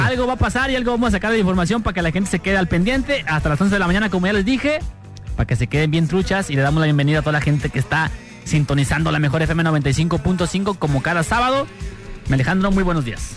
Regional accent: Guadalajara, Jalisco, Mexico; soy tapatío

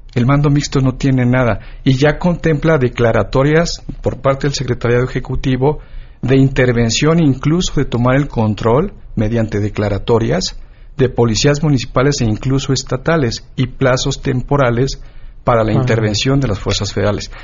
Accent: Michoacán, Mexico; yo soy de Michoacán

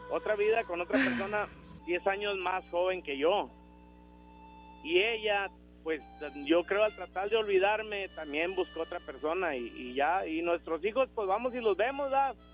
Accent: Monclova, Coahuila, Mexico; de Monclova, Coahuila.

